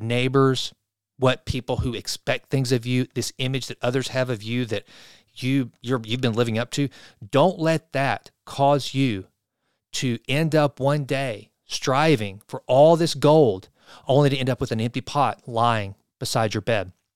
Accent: Sulphur Springs, Texas, United States; Sulphur Springs, my hometown

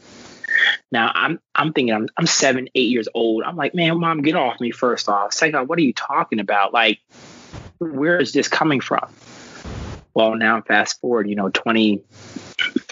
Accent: Washington, District of Columbia, United States; I grew up in Northwest Washington, D.C.

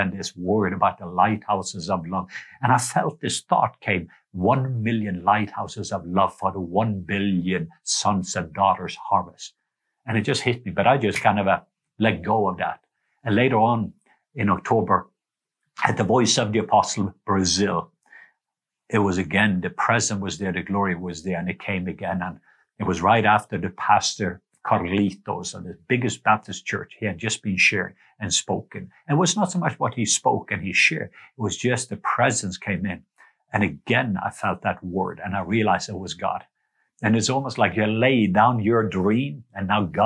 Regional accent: Norway; moved away; I remember me as a kid growing up in Norway

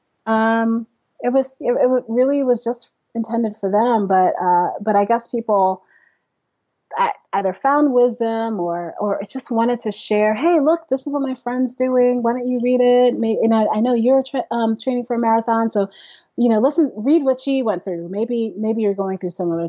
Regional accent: New York City, New York, United States; I was born in Brooklyn, New York.

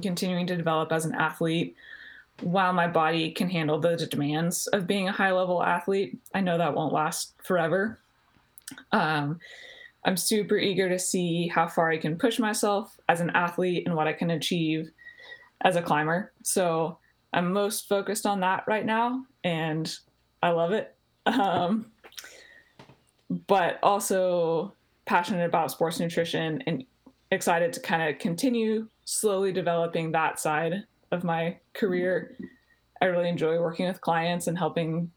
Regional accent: Colorado, United States; moved away as an adult; also born or lived in Texas; I grew up in Colorado.

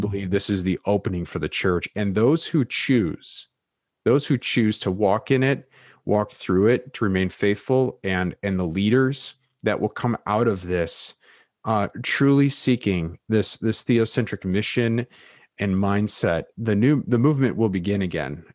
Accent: United States; American Evangelicals

